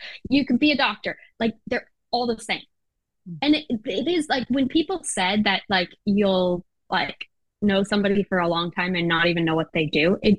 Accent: Japan; You know, it wasn't for me. I grew up in Japan. And we would ride trains by ourselves. We'd go everywhere, you know, as a kid.

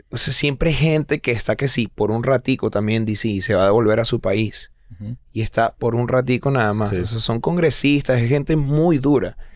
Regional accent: Venezuela; Cultural es como que, sí, soy venezolano, pero soy como gringa, o sea.

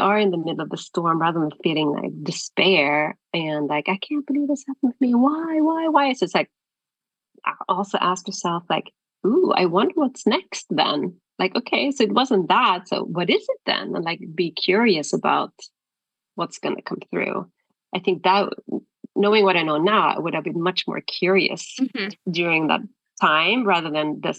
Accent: Sweden; moved away as an adult; also born or lived in Stockholm; I'm from Sweden. I was living in Stockholm at the time

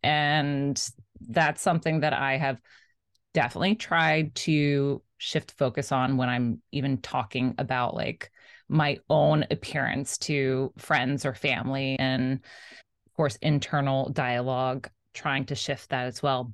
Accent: South Florida, United States; I grew up in South Florida

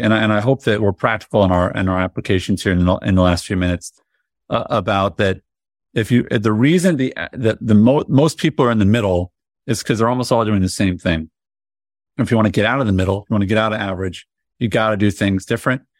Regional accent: Indianapolis, Indiana, United States; I grew up in Indianapolis

